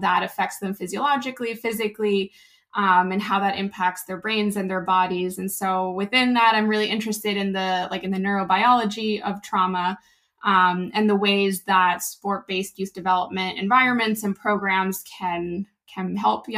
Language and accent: English; Argentina; now in Philadelphia, United States; I am originally from Argentina. I moved back and forth a few times and came to Philly for grad school about 10 years ago